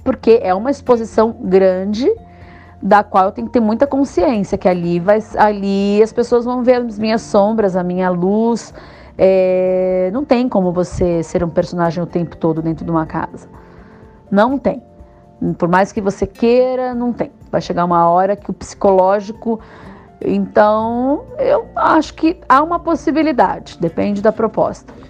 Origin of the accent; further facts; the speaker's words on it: Osasco, São Paulo, Brazil; nas lembranças da minha infância em Osasco